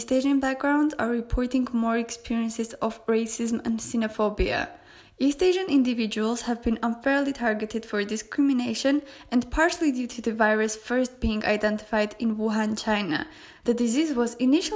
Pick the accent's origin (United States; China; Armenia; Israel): Armenia